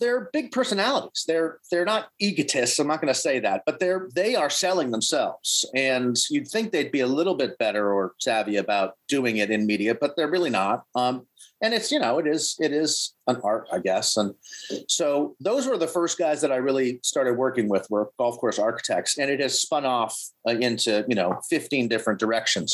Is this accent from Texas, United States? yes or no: no; Boston, Massachusetts, United States; moved away as an adult; also born or lived in Maine; I grew up in Boston